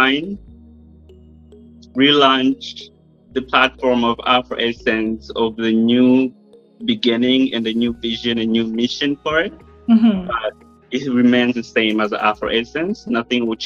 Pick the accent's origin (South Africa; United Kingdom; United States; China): United States; I'm American